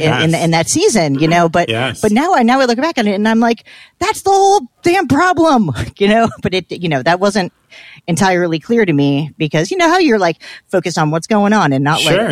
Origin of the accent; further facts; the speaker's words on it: New Brunswick, New Jersey, United States; also born or lived in New York / Washington, D.C.; You know, I grew up in Jersey, as you know, New Brunswick.